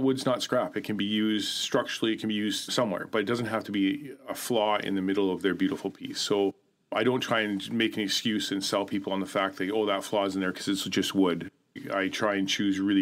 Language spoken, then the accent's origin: English; Haida Gwaii, British Columbia, Canada; a friend that I grew up with in Haida Gwaii